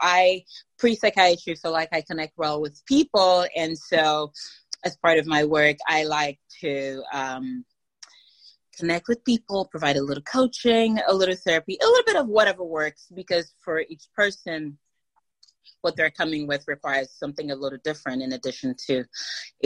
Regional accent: Nigeria; now in United States; I grew up in Nigeria

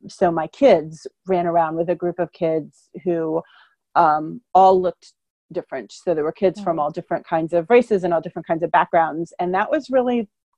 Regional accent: Columbus, Ohio, United States; I grew up in Columbus, Ohio

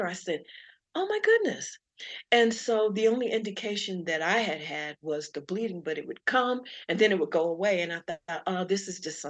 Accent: Colorado Springs, Colorado, United States; I'm from Colorado Springs. The neighborhood and the areas, one of the areas that I lived in was affected

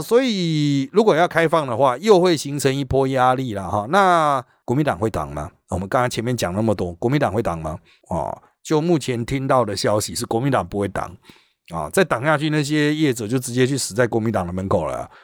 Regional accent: Taiwan; 我们台湾人

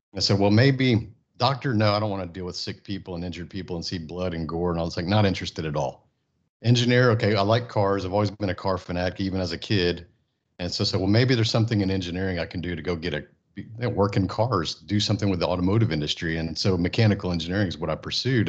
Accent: Friendswood, Texas, United States; also born or lived in Japan / California / Houston; I grew up in Friendswood, Texas, a small town

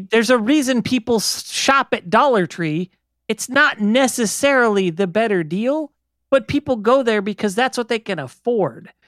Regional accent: Las Vegas, Nevada, United States; I grew up in Vegas.

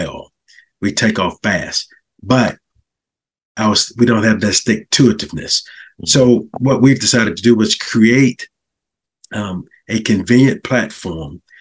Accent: Augusta, Georgia, United States; moved away as an adult; now in Fayetteville, United States; I'm from Augusta, Georgia, currently resides in Fayetteville, Georgia.

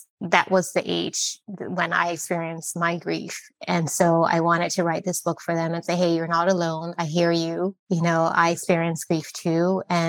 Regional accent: Liberia; also born or lived in Netherlands; now in United States; growing up in Liberia

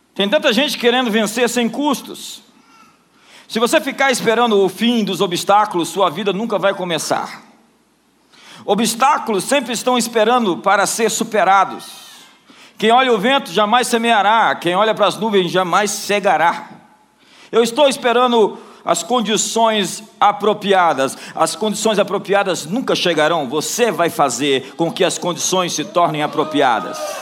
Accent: Brasília, Federal District, Brazil; Eu não sou somente de Brasília

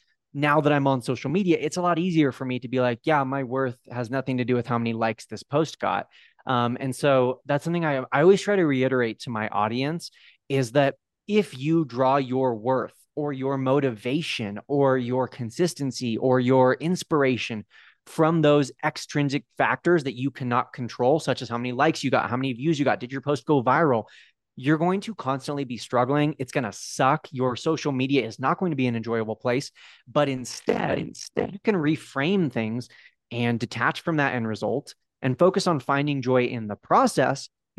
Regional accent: California, United States; now in Park City, United States; born and raised in California, but over the last 4 years, my now wife and I, we've moved around quite a bit. And right now we live in Park City, Utah.

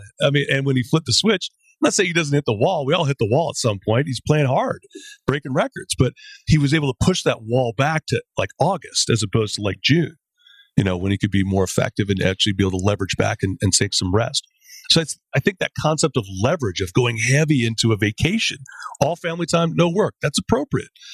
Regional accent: Canada

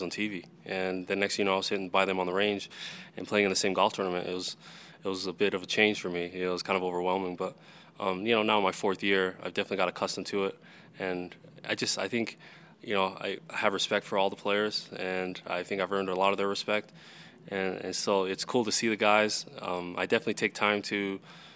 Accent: Salt Lake City, Utah, United States; I'm born and raised in Salt Lake City, Utah

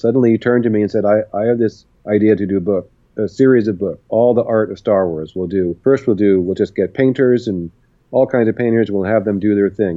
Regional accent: Berkeley, California, United States; I grew up in Berkeley

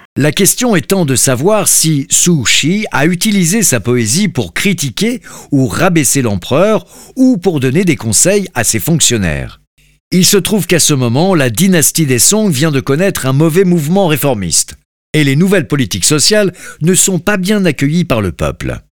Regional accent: France; en tant que Français

